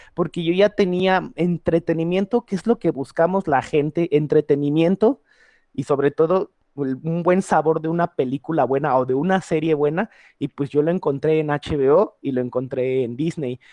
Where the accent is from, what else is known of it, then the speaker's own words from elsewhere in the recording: Mexico; sentirnos contentos y orgullosos como mexicanos